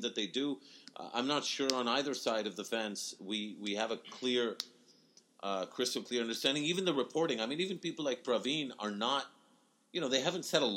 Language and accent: English; Pakistan; There's no way I can ever really step back from being Pakistani